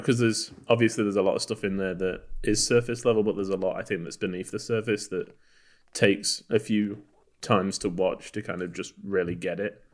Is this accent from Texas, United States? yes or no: yes; Texas, United States; we're from Texas